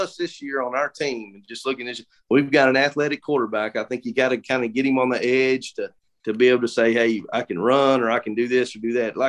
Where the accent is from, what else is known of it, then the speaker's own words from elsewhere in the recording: Kentucky, United States; now in Danville, United States; I grew up in Breathitt County where I am, but I think you call homes where your family is.